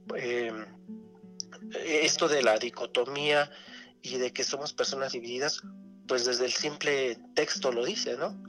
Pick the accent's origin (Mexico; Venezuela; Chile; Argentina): Mexico; nosotros como mexicanos